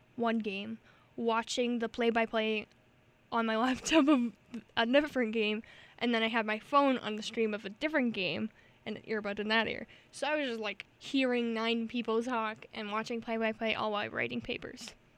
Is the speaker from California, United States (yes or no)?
no; New York, United States; I'm from New York